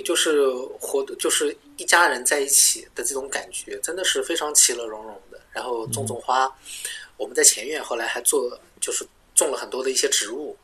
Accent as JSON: {"language": "Chinese", "town": "Nanjing", "region": "Jiangsu", "country": "China", "moved": "as an adult", "lives_now": "Melbourne, Australia", "said": "卢蒿是我们南京人吃的特色"}